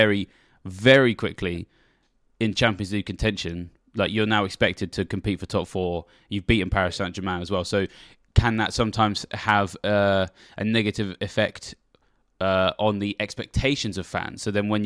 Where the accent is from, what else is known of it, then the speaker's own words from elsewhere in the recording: England, United Kingdom; I'm a Southerner